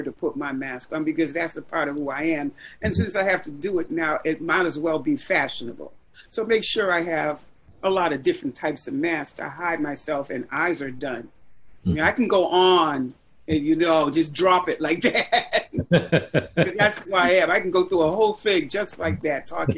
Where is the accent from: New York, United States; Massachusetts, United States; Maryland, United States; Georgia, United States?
Massachusetts, United States; Boston; growing up, I lived in the South End. For those who know what the South End was, mm-hmm. South End, part of Boston, was poor